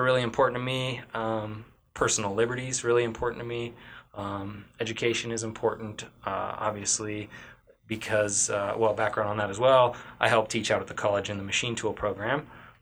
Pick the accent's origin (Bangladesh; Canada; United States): United States; Sheridan, Wyoming; also born or lived in Boston, Massachusetts / Bozeman, Montana / Denver, Colorado; I was born here in Sheridan and raised here in Sheridan. I spent most of my life here